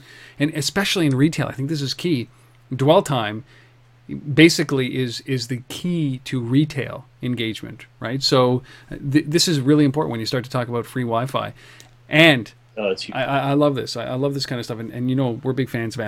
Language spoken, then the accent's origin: English; Canada; We are Canadian